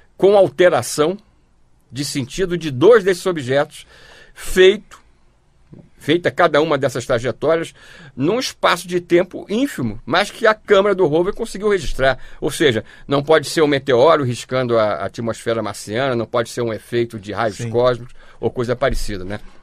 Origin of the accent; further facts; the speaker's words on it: Rio de Janeiro, Brazil; nós somos do Rio de Janeiro